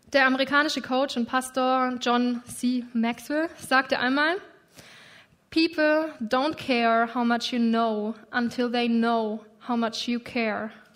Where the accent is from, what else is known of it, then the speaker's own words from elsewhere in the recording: Germany; Ich bin Deutsche und ich lebe in Deutschland.